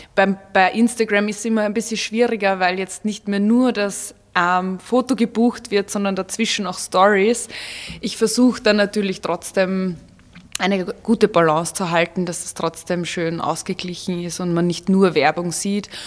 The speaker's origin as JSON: {"language": "German", "region": "Vienna", "country": "Austria", "tie": "born or raised there", "moved": "as an adult", "lives_now": "Salzburg, Austria", "said": "ich bin in Wien aufgewachsen und geboren"}